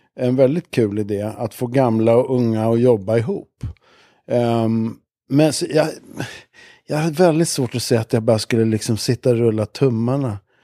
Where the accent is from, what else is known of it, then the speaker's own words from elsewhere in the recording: Stockholm, Stockholm County, Sweden; also born or lived in Sankt Eriksplan, Stockholm; Jag växte upp i, jag föddes i Abrahamsberg som ligger i Bromma